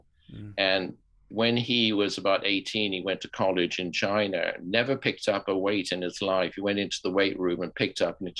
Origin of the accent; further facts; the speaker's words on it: United Kingdom; I'm British and a kind of British gentleman on some levels.